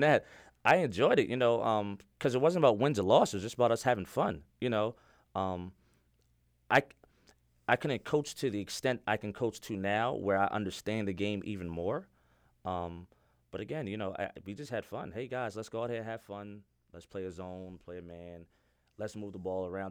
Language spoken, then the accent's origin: English; New York City, New York, United States; also born or lived in Yonkers, New York; born and raised in the Bronx